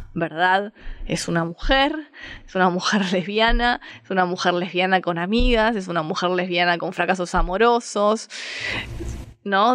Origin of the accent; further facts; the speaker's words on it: Avellaneda, Buenos Aires Province, Argentina; also born or lived in Montserrat, Buenos Aires; now in Buenos Aires, Argentina; soy de Avellaneda